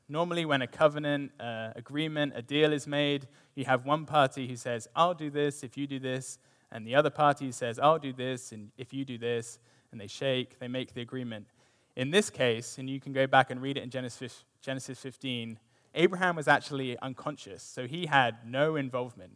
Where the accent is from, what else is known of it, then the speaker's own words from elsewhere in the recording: United Kingdom; now in United States; me being British